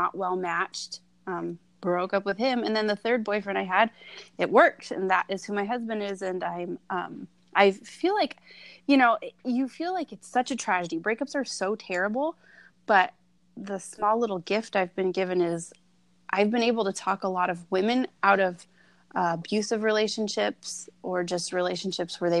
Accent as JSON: {"language": "English", "region": "Southern California", "country": "United States", "said": "I am from Southern California"}